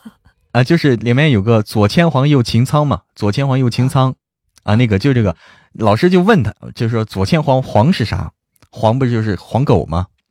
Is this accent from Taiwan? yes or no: no; Hebei, China; also born or lived in Shaanxi; now in Chengdu, China; 我是河北的，河北的，河北那个什么的